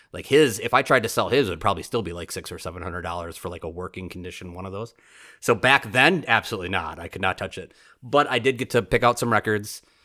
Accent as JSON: {"language": "English", "town": "Oshkosh", "region": "Wisconsin", "country": "United States", "tie": "born or raised there", "said": "born and raised in Oshkosh, and, like, born in the eighties and raised in Oshkosh"}